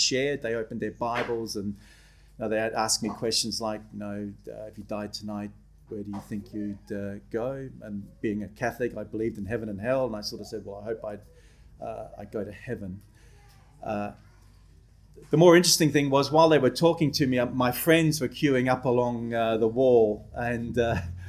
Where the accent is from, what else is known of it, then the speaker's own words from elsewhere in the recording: Adelaide, South Australia, Australia; also born or lived in Belfast, Northern Ireland; I was born in Belfast, Northern Ireland. My parents were what were called 10-pound paddies. We were assistant migrants. We came out to Australia in the early 70s. I grew up in Adelaide